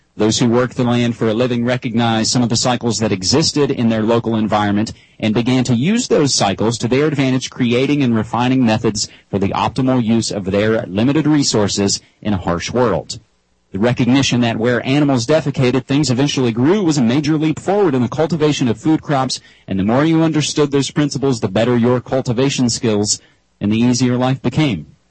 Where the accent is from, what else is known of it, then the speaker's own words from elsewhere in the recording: West Virginia, United States; I come from a radio and theatrical sound design background in my home state of West Virginia